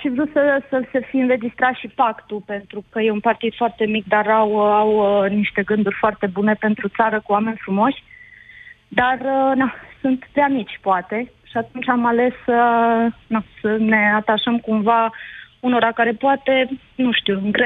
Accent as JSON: {"language": "Romanian", "town": "Sibiu", "region": "Sibiu County", "country": "Romania", "moved": "as an adult", "said": "suntem din Sibiu. Uh, sunt venită în țară, am fost 10 ani plecați"}